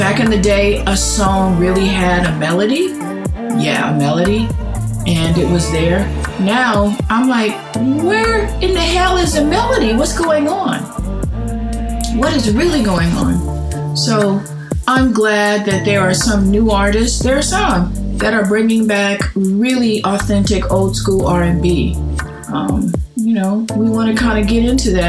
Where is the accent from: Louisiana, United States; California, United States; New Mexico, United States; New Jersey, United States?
California, United States; Los Angeles; I'm from Pacoima